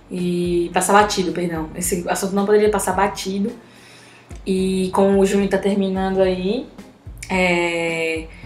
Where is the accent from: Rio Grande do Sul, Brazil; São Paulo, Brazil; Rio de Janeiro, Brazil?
Rio de Janeiro, Brazil; born there; eu nasci no Rio de Janeiro, dia 7 de dezembro de 1964.